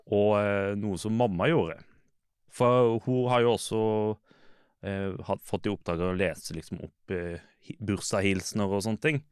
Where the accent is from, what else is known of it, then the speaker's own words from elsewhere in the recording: Lillesand, Agder, Norway; jeg er fra Lillesand